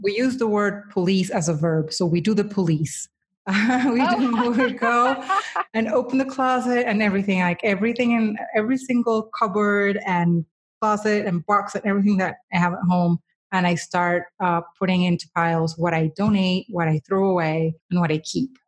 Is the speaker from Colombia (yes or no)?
yes; Colombia; moved away; I was born in the third largest city in Colombia